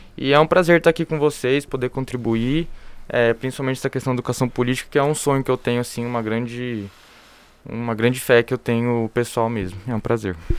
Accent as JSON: {"language": "Portuguese", "region": "interior of São Paulo", "country": "Brazil", "said": "eu sou do interior de São Paulo"}